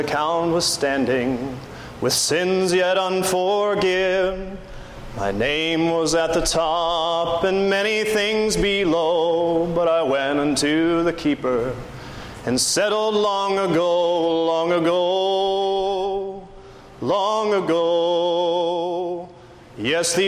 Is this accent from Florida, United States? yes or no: yes; Pensacola, Florida, United States; moved away; also born or lived in Missouri; I grew up on the Gulf Coast in Pensacola